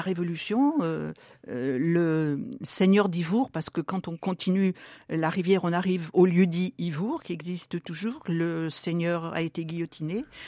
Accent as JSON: {"language": "French", "town": "Pierre-Bénite", "region": "Auvergne-Rhône-Alpes", "country": "France", "tie": "born or raised there", "also_born_or_lived": "Irigny", "said": "je suis Pierre Bénitaine de naissance"}